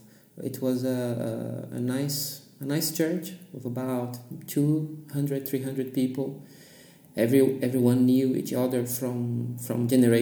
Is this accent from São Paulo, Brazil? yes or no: yes; Santos, São Paulo, Brazil; English is a second language; moved away as an adult; now in Frankfurt, Germany; I was born in Santos, São Paulo, Brazil.